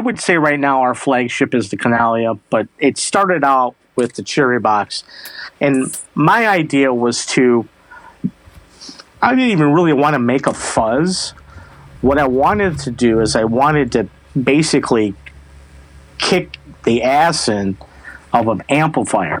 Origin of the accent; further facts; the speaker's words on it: Traverse City, Michigan, United States; But I'm from Traverse City, Michigan, and Traverse City, Michigan is the cherry capital of the world.